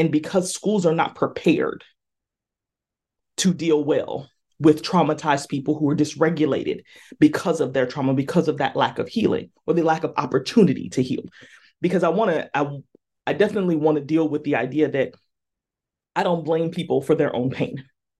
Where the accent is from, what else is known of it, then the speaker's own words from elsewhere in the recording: California, United States; again, I'm from Southern California and it was hot.